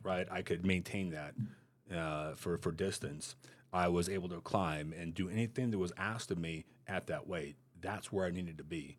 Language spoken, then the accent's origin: English; Montana, United States; moved away; I was good growing up in Montana